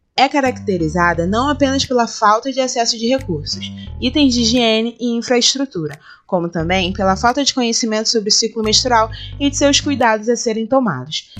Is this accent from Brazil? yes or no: yes; Rio de Janeiro, Brazil; Sou carioca